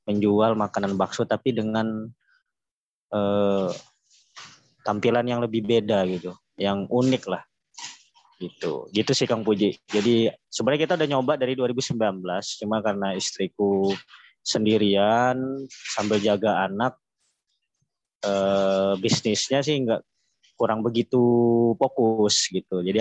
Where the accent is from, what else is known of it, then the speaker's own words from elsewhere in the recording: Medan, North Sumatra, Indonesia; kita eh, aku asli orang Medan ya.